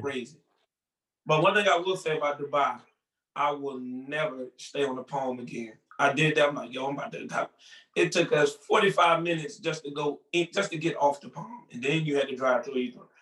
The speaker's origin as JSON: {"language": "English", "town": "Newport News", "region": "Virginia", "country": "United States", "tie": "born or raised there", "said": "Growing up in Newport News, Virginia"}